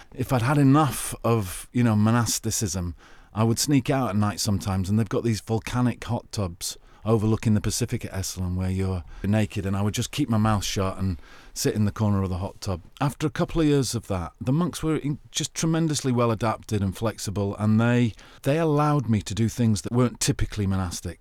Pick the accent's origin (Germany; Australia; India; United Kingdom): United Kingdom; England; accent: English; I'm an English guy with a very attractive English accent